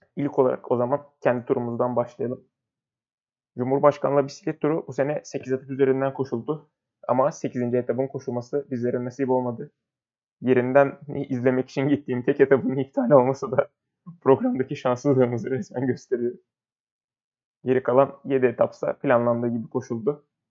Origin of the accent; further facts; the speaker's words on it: Turkey; memleketimiz Türkiye'den